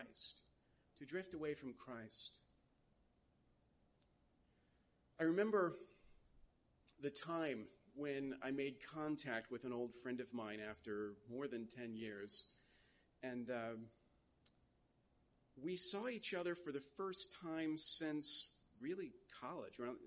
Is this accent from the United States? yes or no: yes; United States; as an American